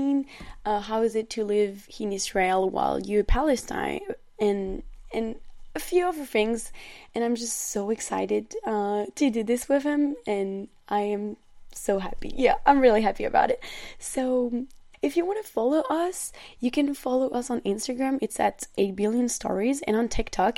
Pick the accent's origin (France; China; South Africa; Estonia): France; accent: French; English is a second language; I'm a young French woman. As you can hear on my accent, I'm not a native English speaker.